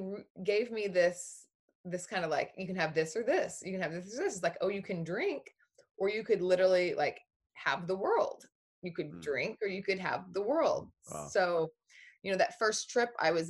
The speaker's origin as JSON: {"language": "English", "region": "Oklahoma", "country": "United States", "tie": "born or raised there", "said": "I was born in Oklahoma, in a tiny little town in Oklahoma."}